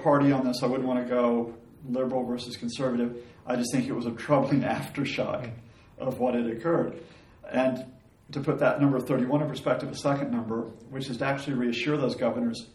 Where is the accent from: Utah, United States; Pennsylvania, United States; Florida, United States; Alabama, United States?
Alabama, United States; moved away; my home state of Alabama in the southern United States